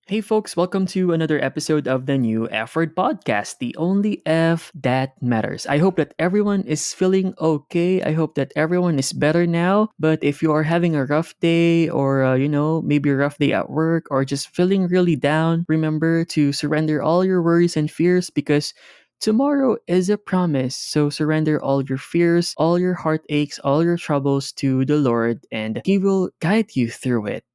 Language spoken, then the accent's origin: English; Philippines; now in Cayman Islands; the Philippines, which is my home country, and here in the Cayman Islands.